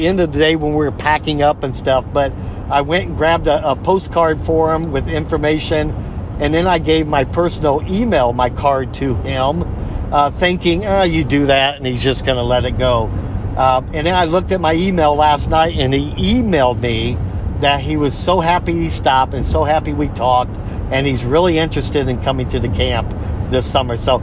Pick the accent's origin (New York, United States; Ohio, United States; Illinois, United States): Ohio, United States; Vermilion; now in Iowa, United States; my hometown when we started in Vermilion, Ohio